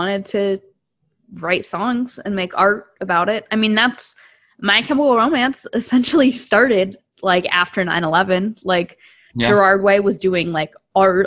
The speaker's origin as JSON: {"language": "English", "area": "town on the Raritan Valley line", "region": "New Jersey", "country": "United States", "tie": "born or raised there", "said": "the Raritan Valley line that went through my town"}